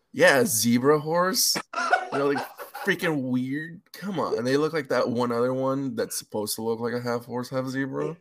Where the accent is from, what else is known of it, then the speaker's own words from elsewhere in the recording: Los Angeles, California, United States; moved away as an adult; also born or lived in San Bernardino; now in Seattle, United States; I grew up in LA, San Bernardino